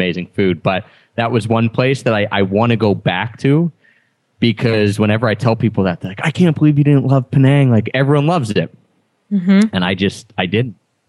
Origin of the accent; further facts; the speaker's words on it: Philadelphia, Pennsylvania, United States; I'm from Philadelphia